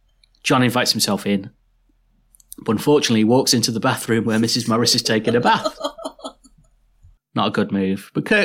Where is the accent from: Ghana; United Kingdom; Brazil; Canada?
United Kingdom; Liverpool, North West England; we're all from Liverpool, so it's all Irish descent.